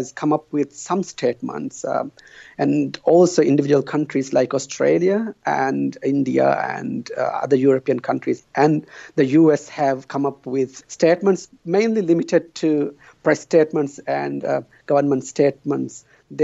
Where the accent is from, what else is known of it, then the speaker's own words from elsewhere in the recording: Maldives; moved away; I'm from the Maldives